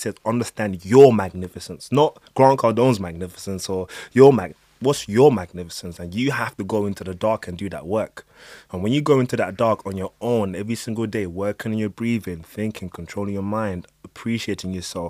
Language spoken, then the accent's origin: English; Nigeria; I'm Nigerian and I used to play basketball, so I have a lot of American friends.